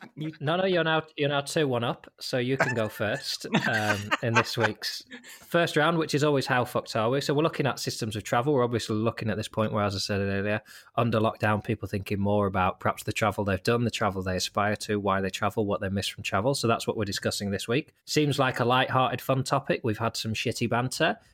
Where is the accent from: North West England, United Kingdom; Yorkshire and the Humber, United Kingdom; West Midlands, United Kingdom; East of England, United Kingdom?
North West England, United Kingdom; Lancaster; setting up in my hometown of Lancaster